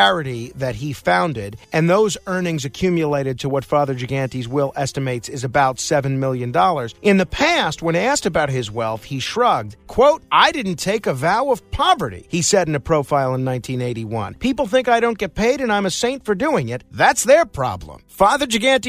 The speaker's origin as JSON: {"language": "English", "town": "New York City", "region": "New York", "country": "United States", "tie": "born or raised there", "said": "my hometown of Staten Island"}